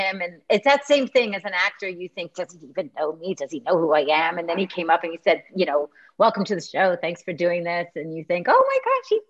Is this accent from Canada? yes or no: yes; Canada; I grew up in Canada